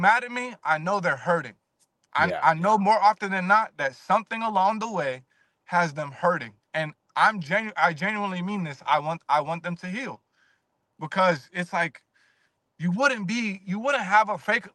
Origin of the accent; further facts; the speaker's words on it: Virginia, United States; I'm from Virginia